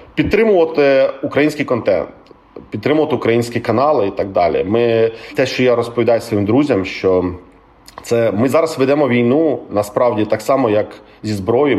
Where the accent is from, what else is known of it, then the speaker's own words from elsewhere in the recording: Crimea, Ukraine; я з Криму